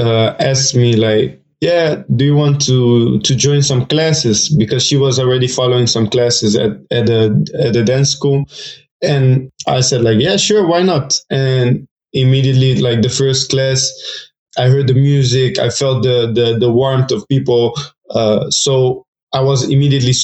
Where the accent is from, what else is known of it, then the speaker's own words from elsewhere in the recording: Netherlands; also born or lived in Portugal / Rotterdam; I moved to the Netherlands when I was around 3 years old